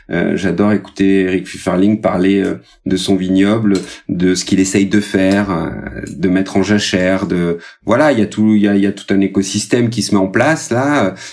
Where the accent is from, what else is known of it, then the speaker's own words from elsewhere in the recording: Occitania, France; je vais mettre à l'honneur ma région natale, à savoir l'Aveyron.